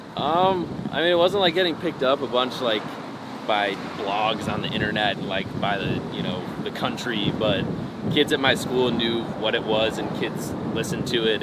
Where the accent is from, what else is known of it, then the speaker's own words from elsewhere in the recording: Northfield, Illinois, United States; I was born in Northfield, Illinois